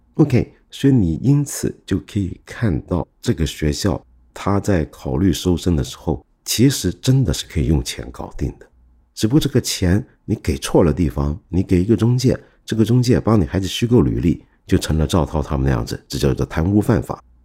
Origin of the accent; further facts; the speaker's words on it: Hong Kong; also born or lived in Guangdong; 我这个香港人、广东人